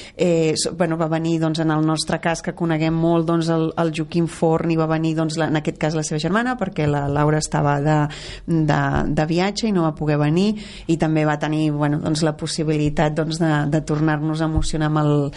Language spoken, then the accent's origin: Catalan; Catalonia, Spain; això és Catalunya, i així som els catalans